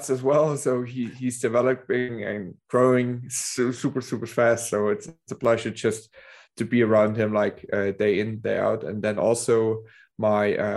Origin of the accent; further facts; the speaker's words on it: Dresden, Saxony, Germany; the place where I'm from Dresden, Germany, which is the east